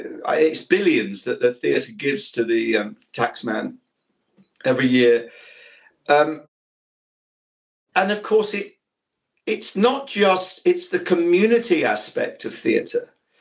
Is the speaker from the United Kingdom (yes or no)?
yes; Ilkeston, East Midlands, United Kingdom; accent: Ilkeston; moved away; I went to a secondary modern school called Gladstone Boys in Ilkeston in Derbyshire